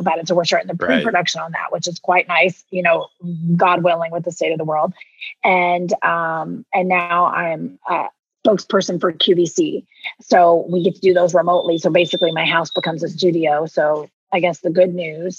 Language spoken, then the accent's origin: English; Southeastern Kentucky, United States; accent: thick Southern; moved away; I'm from Southeastern, which is where, I'm where Kentucky, Tennessee, and Virginia all come together at the Cumberland Gap.